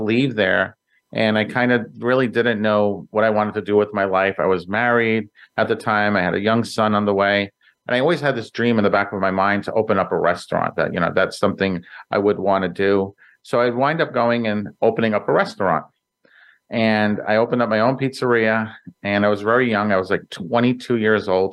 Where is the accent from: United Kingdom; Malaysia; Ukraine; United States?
United States; New York City, New York; I grew up in Brooklyn, New York, in a small little area called Greenpoint, Williamsburg